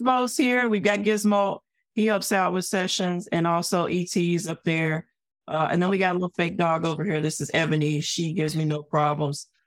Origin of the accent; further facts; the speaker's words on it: Arkansas, United States; I came from the South. I'm from Arkansas. The Ku Klux Klan headquarters is two hours away from my hometown, literally